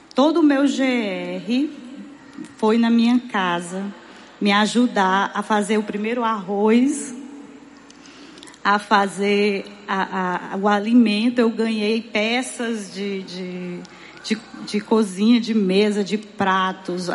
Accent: Fortaleza, Ceará, Brazil; eu morei a minha vida inteira em Messejana

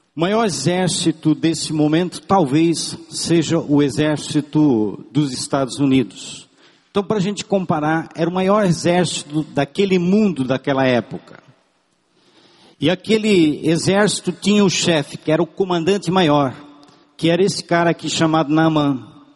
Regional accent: Brazil; first language German; Portuguese is a second language; eu não sabia falar o português porque nasci numa família de tradição germânica no Brasil, porém em casa falava-se alemão

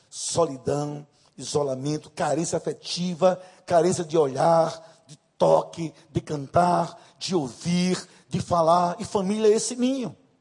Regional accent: Northeast Region, Brazil; accent: Nordeste; Vou usar uma linguagem bem nordestina, me perdoem, mas eu sou nordestina. Não moro. Esse sotaque não é da Suíça, né, de Nova York, é de Nordeste mesmo

